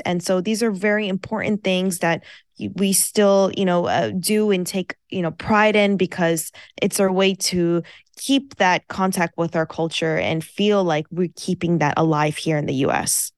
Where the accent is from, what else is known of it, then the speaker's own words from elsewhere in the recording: United States; first language Farsi; English is a second language; I was born and raised in America